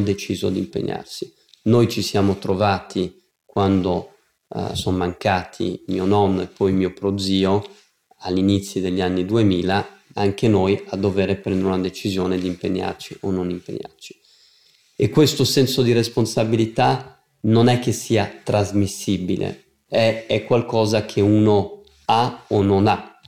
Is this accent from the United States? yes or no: yes; United States; moved away; siamo nati in America con mio fratello